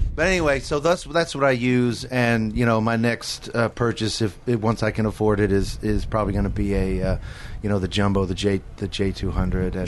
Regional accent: Katy, Texas, United States; now in Nashville, United States; I'm originally I'm from Houston, Texas. More more specifically, Katy, Texas

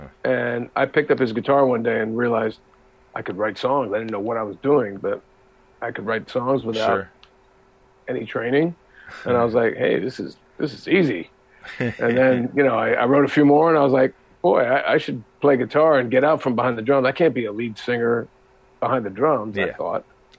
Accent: New Jersey, United States; also born or lived in Utica, New York / Buffalo, New York; now in New York City, United States; Buffalo in the city and then in a suburb outside until I was about nine. Then I moved to New Jersey, about 50 minutes outside of New York City. Okay. And that's pretty much where I had my growing up.

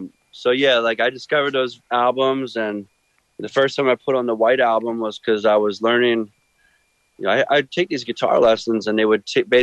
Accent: Philadelphia, Pennsylvania, United States; growing up in Philly

